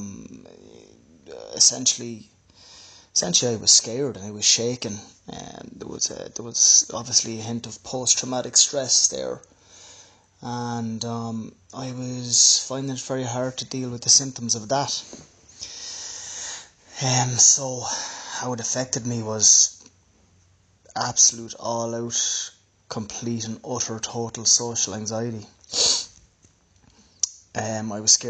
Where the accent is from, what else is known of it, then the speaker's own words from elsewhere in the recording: Ireland; I'm from Ireland.